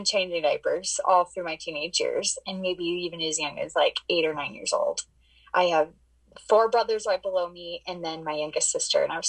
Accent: Arizona, United States; now in Utah, United States; I was born and raised in Arizona, and now I live in Utah

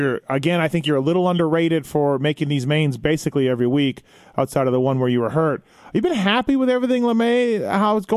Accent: Canada; I'm a kid from Canada that just grew up reading these magazines

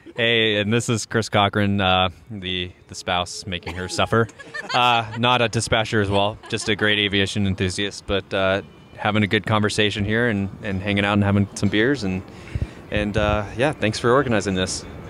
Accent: Norwich, East of England, United Kingdom; I'm from Norwich

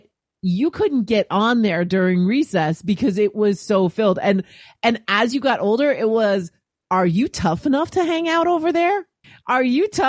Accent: New York City, New York, United States; I am from New York where handball is serious business

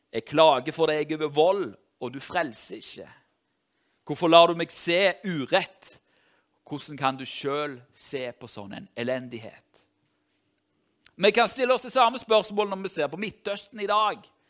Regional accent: Tau, Rogaland, Norway; moved away; jeg er fra Tau i Ryfylke

